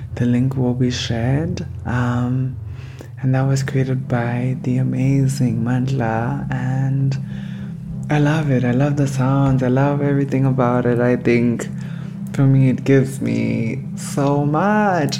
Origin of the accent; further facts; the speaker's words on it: Harare, Zimbabwe; now in Cologne, Germany; I am from Harare, Zimbabwe